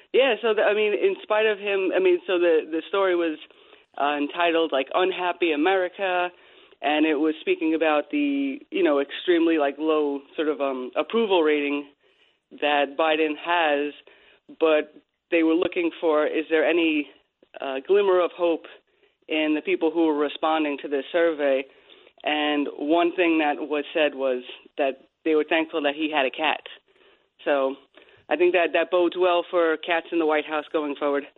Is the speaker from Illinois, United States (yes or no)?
no; Bohemia, New York, United States; when we were growing up in Long Island